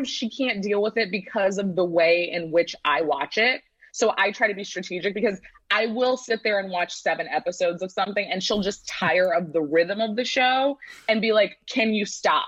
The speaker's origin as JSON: {"language": "English", "town": "St. Louis", "region": "Missouri", "country": "United States", "tie": "born or raised there", "also_born_or_lived": "Pennsylvania / New York", "moved": "as an adult", "lives_now": "Los Angeles, United States", "said": "I grew up in St. Louis, Midwest as well"}